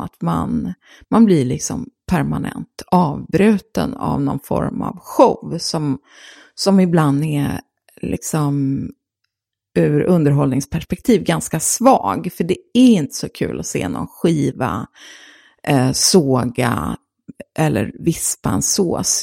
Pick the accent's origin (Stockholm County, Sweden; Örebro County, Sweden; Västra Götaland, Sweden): Västra Götaland, Sweden; Gothenburg; hade en filmklubb i Göteborg där jag är uppvuxen